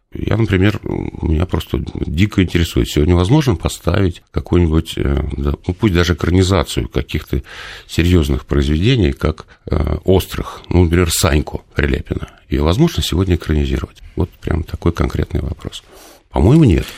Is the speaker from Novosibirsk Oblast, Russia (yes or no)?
no; Nizhny Novgorod, Nizhny Novgorod Oblast, Russia; moved away; я из Нижнего Новгорода родом